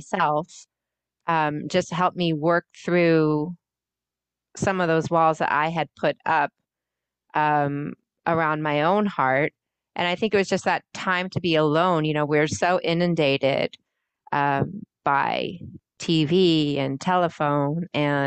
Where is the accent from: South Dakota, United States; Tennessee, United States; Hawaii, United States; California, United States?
California, United States; now in Massachusetts, United States; I grew up in California